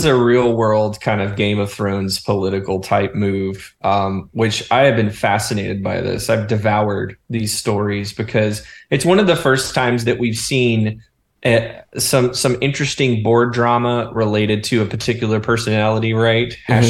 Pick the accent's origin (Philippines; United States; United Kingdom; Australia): United States; North Georgia; When I grew up in North Georgia